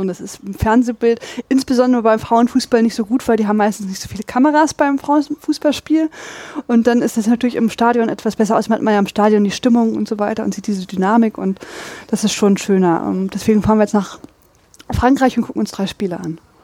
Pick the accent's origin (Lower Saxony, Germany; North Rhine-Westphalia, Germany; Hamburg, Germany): Lower Saxony, Germany; Braunschweig; now in Dortmund, Germany; Ich komme aus Braunschweig